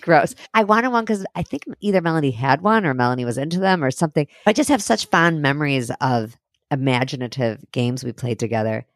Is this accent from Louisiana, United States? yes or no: no; Highland Park, Illinois, United States; I grew up in Highland Park in Chicago.